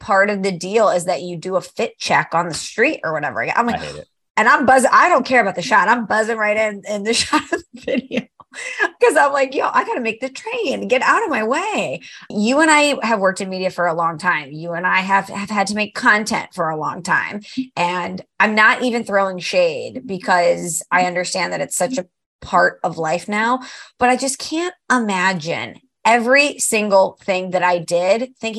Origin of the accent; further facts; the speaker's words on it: New York, United States; I'm a New Yorker. I'm a city girl.